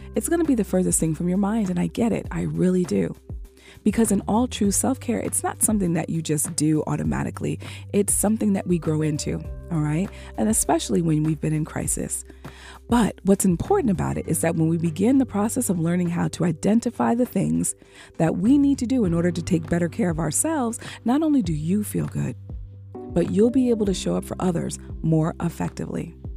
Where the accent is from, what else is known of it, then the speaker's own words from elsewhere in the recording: United States; as an African American woman